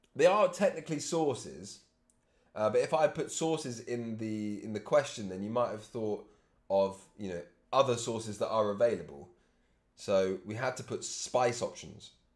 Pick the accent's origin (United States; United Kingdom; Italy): United Kingdom; England; I'm English